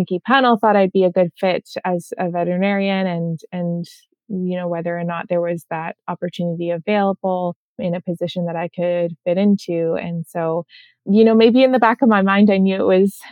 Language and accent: English; Southern Ontario, Canada; I grew up in Southern Ontario.